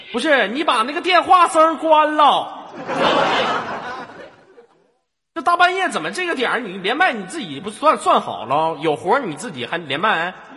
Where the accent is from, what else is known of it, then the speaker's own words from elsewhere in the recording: Tonghua, Jilin, China; now in Tongliao, China; 我老家通话的，从小在那长大的